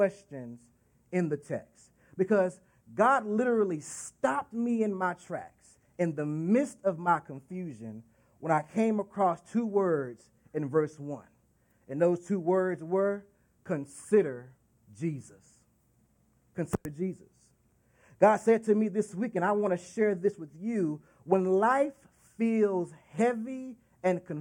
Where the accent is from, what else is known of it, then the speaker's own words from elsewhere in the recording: Dallas, Texas, United States; Dallas, Texas, my hometown